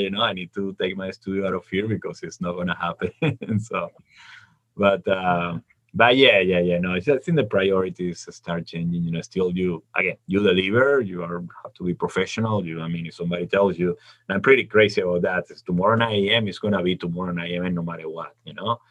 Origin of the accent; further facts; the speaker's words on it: Venezuela; moved away as an adult; When I was in the university back in my hometown in Venezuela